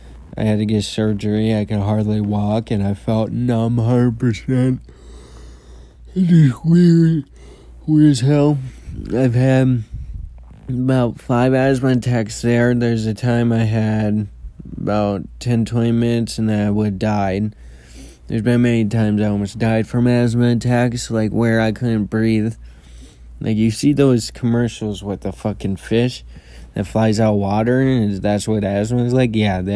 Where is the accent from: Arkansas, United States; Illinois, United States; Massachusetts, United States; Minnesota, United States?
Minnesota, United States; Columbia Heights; also born or lived in Anoka; it was before, and then I grew up in Columbia Heights, and then we moved when I was a baby.